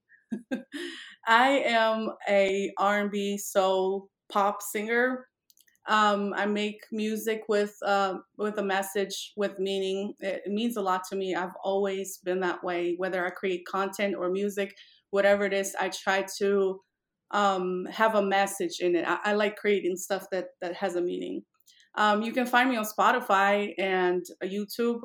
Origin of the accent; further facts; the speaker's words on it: Poland; also born or lived in Miami, Florida; now in Las Vegas, United States; I am originally from Poland, which is a, a frozen tundra